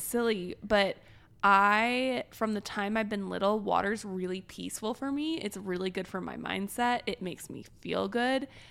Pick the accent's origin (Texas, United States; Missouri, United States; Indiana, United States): Missouri, United States; Springfield; moved away; I grew up in Springfield, Missouri